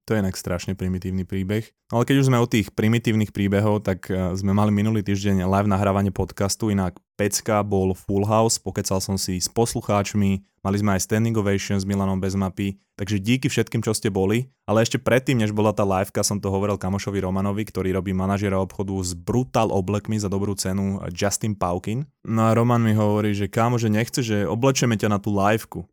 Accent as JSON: {"language": "Slovak", "country": "Slovakia", "said": "ja som bol zo Slovenska"}